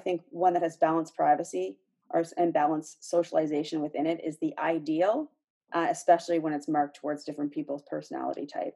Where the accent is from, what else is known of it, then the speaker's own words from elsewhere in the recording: just outside of Toronto, Ontario, Canada; I grew up just outside of Toronto